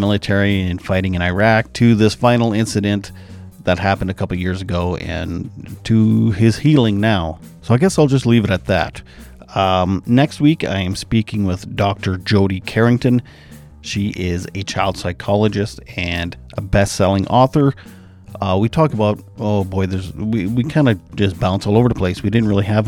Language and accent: English; Canada; I'm from Canada